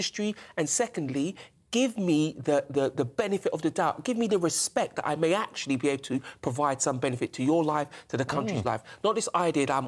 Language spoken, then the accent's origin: English; London, United Kingdom; I was born and raised in this country. I was born where we're sat. I was born in Paddington.